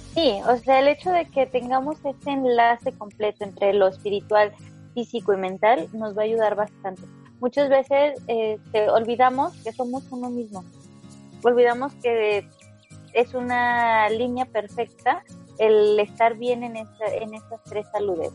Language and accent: Spanish; Mexico; lo digo eh, como mexicana